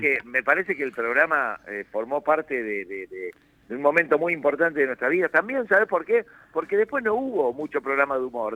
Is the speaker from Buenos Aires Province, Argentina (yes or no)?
yes; Mar del Plata, Buenos Aires Province, Argentina; Yo soy de Mar del Plata, yo soy nacido en Mar del Plata.